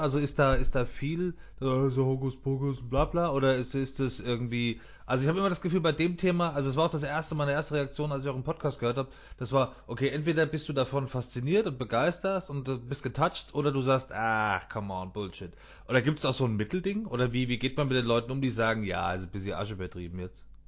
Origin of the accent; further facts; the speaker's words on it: Frankfurt, Hesse, Germany; Wir sind ja Frankfurter, ja. wir sind ja aus Hesse.